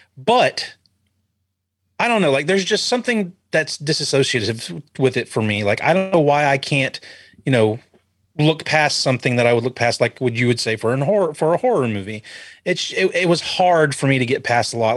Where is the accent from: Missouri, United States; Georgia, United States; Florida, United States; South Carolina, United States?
Florida, United States; I was born in Florida